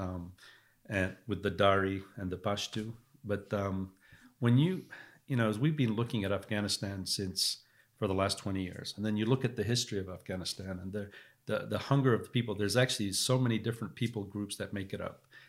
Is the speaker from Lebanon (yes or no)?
yes; Lebanon; also born or lived in England / California; now in United States; I grew up in Lebanon, uh, and I saw what it was like to be affected by war.